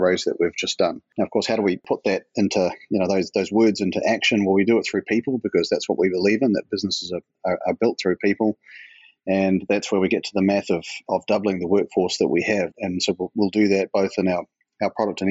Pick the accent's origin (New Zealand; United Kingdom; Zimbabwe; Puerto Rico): New Zealand; accent: New Zealand; now in Portland, United States; New Zealand, where my accent comes from and where the business was born, Portland, Oregon, which is where I'm based today